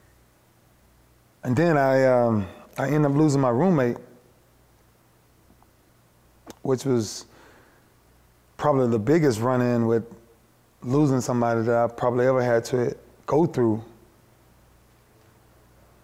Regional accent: Lakeland, Florida, United States; for where I'm from Lakeland

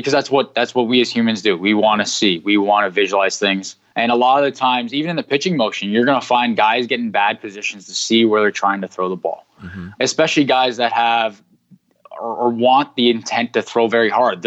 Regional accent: Canada; I'm from Canada

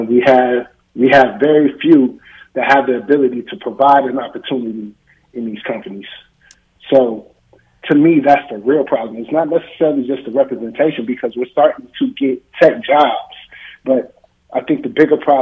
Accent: Canton, Ohio, United States; moved away; I'm from Canton, Ohio

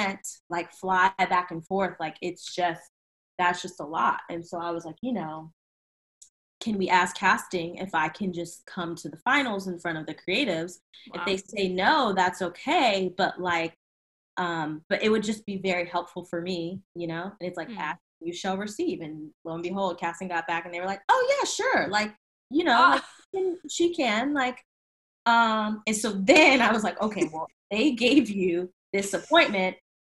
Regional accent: Virginia, United States; I'm from Virginia

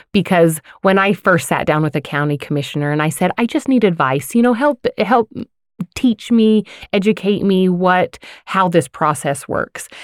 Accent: Layton, Utah, United States; now in Farmington, United States; I grew up in Layton

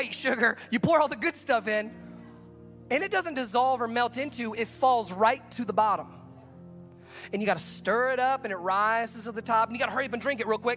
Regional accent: the South, United States; moved away; I grew up in the South

